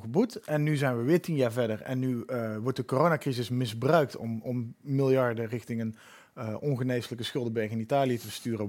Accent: Netherlands; moved away; also born or lived in Utrecht; Ik identificeer me ook nog als een halve Belg, omdat ik bijna aan de grens geboren ben

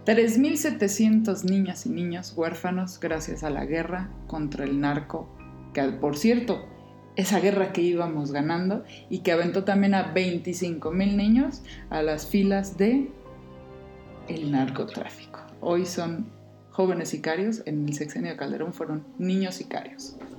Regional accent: Mexico; nuestro México

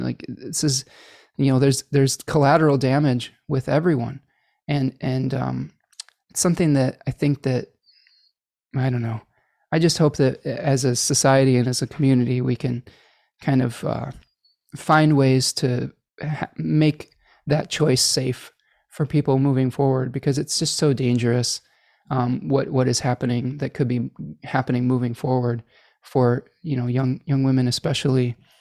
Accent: Michigan, United States; in Michigan, my home state

